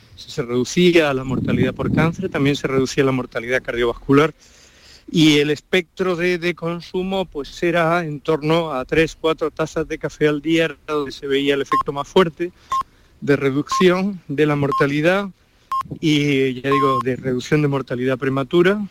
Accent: Málaga, Andalusia, Spain; accent: Andalusian; moved away as an adult; now in Pamplona, Spain; yo me siento siempre malagueño como soy y muy andaluz. Eh, mis alumnos lo notan en el modo de hablar, en todo

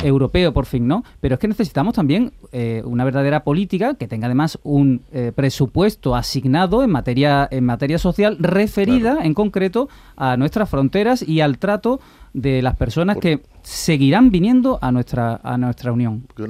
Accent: Spain

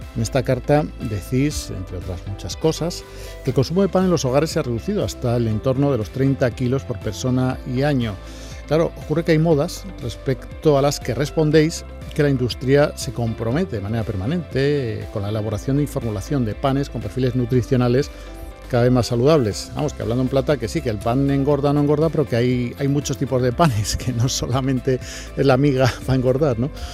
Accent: Andalusia, Spain; Como andaluces

